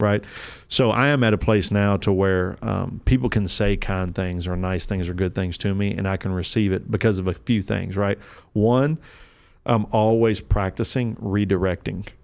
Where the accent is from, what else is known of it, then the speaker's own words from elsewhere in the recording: Kentucky, United States; moved away; I'm from Kentucky originally.